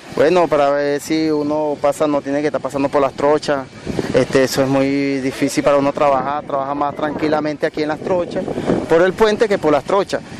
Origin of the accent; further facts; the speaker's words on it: Venezuela; nosotros como venezolanos somos los que estamos golpeados aquí en la frontera